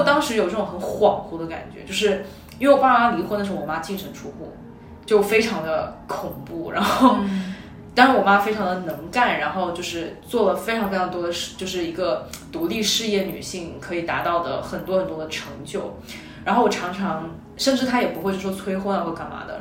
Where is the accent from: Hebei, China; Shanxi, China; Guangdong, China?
Guangdong, China; Shenzhen; 我的身份认同是我是深圳潮汕人